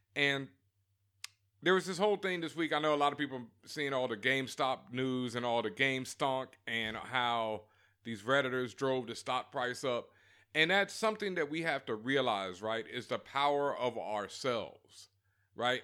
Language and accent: English; Houston, Texas, United States; my hometown, my hood, Third Ward